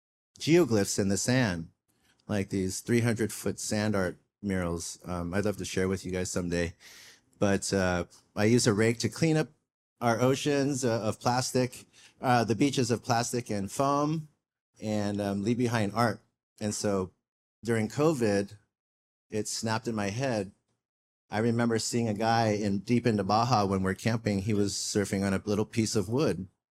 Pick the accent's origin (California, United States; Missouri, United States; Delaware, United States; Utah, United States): California, United States; Del Mar; born or raised there; also born or lived in Saigon, Vietnam / New York